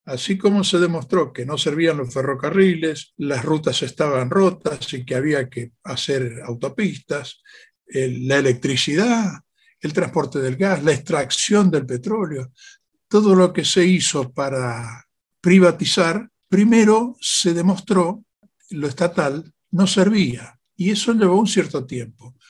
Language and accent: Spanish; Argentina